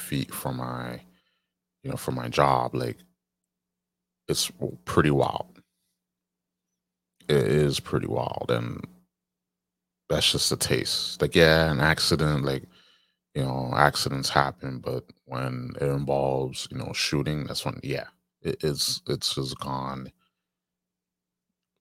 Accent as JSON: {"language": "English", "region": "New York", "country": "United States", "tie": "born or raised there", "said": "my home state, New York"}